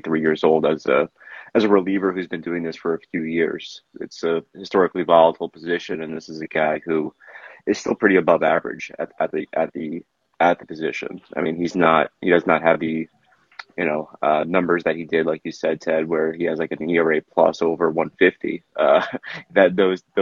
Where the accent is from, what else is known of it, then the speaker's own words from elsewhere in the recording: New York City, New York, United States; I grew up in Queens, had some family there.